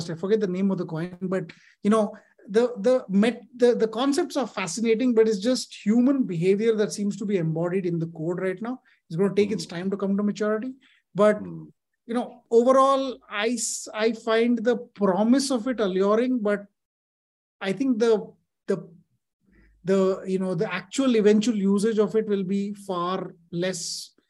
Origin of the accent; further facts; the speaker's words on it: Delhi, India; I grew up in Delhi.